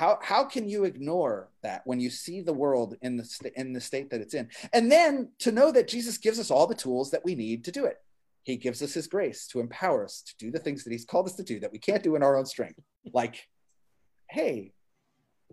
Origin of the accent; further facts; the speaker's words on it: New Jersey, United States; I'm from New Jersey